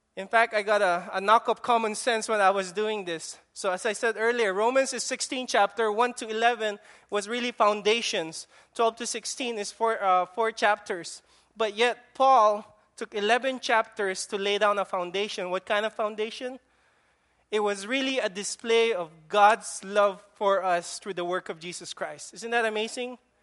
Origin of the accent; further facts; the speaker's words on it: Philippines; accent: Filipino; now in Guam; that's my Filipino accent